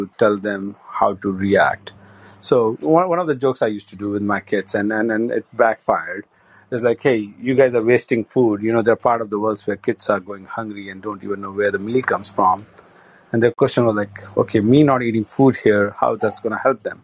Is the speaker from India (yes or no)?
yes; India; moved away as an adult; being an Indian